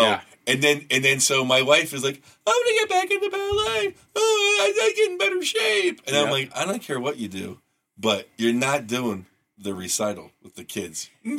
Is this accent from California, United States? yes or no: yes; California, United States; I mean, I am from California. I mean, I'm from here